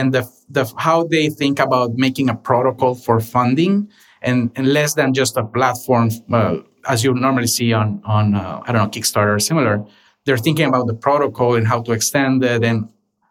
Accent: Honduras; moved away as an adult; now in Los Angeles, United States; I was born and raised in Honduras

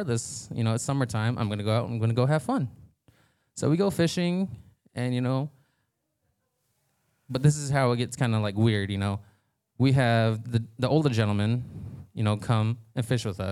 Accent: San Carlos Apache Reservation, Arizona, United States; I'm from San Carlos Apache Reservation

